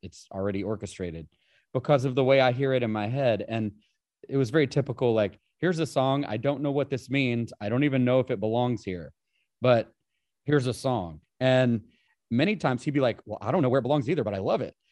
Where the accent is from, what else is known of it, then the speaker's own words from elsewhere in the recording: Appalachia, United States; I grew up in Appalachia